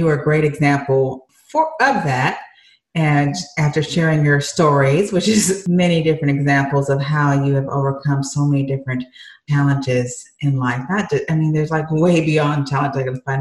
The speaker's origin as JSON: {"language": "English", "region": "Michigan", "country": "United States", "moved": "yes", "said": "I'm from Michigan originally"}